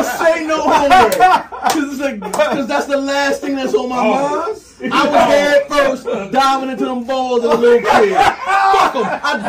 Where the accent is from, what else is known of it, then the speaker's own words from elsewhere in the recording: New Jersey, United States; now in Houston, United States; I'm from New Jersey